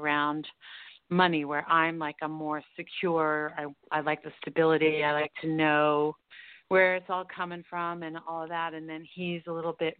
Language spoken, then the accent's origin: English; Colorado, United States; from Colorado.